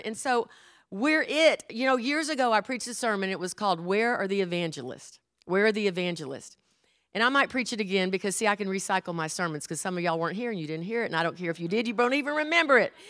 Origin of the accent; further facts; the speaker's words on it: Houston, Texas, United States; I was brought up in Houston, Texas